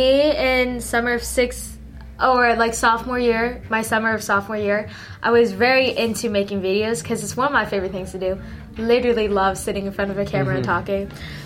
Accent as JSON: {"language": "English", "town": "Philadelphia", "region": "Pennsylvania", "country": "United States", "tie": "born or raised there", "first_language": "Teochew", "second_language": "English", "said": "I was born here. Born in Philadelphia"}